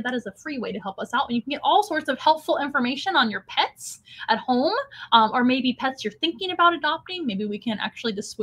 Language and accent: English; San Antonio, Texas, United States; I'm from San Antonio